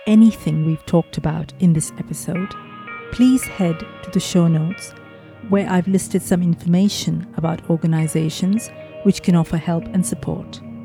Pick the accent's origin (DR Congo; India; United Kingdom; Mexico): India; I grew up in India, so everything was Bollywood